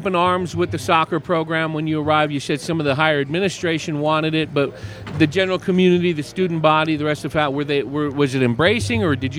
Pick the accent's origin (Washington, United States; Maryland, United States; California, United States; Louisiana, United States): California, United States; San Francisco Bay Area; I grew up on the West Coast a little bit after you, not too much after, you know, early 70s, and there was no soccer at least in the San Francisco Bay Area